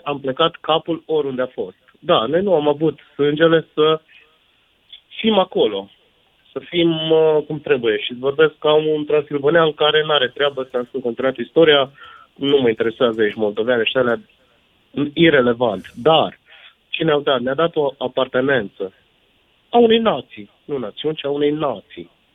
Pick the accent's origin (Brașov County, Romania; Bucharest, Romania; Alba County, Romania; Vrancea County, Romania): Brașov County, Romania; Făgăraș; also born or lived in Sibiu; eu sunt din Fădăraș de origine